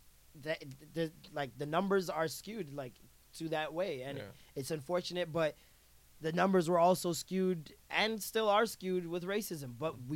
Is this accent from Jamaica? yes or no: yes; Jamaica; Like, as a Jamaican